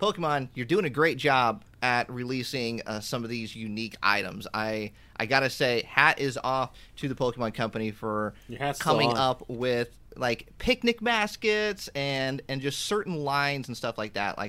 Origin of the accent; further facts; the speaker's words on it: Indiana, United States; It's my home state.